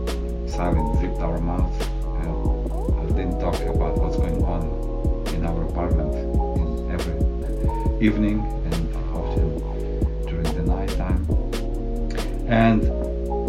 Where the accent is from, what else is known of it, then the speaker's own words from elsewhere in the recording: Western Ukraine, Ukraine; I was born in Western Ukraine, and during the Soviet Union times